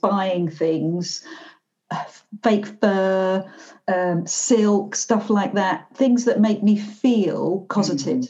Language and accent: English; Glasgow, Scotland, United Kingdom; I am by Glaswegian, so I am by nature quite a townie